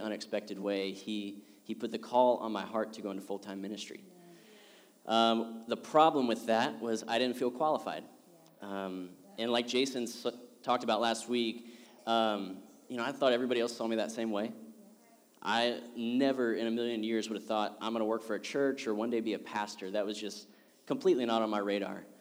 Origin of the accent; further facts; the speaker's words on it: Ohio, United States; moved away as an adult; now in Louisville, United States; we're from Ohio. We grew up there, got married there